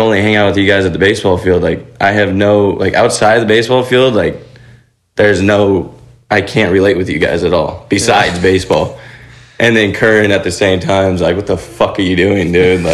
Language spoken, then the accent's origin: English; Ventura, California, United States; I grew up in Ventura, California